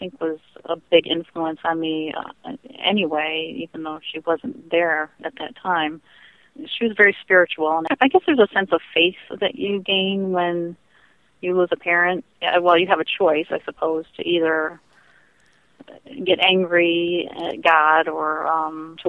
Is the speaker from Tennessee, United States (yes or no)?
no; Finger Lakes, New York, United States; I grew up in the Finger Lakes of New York State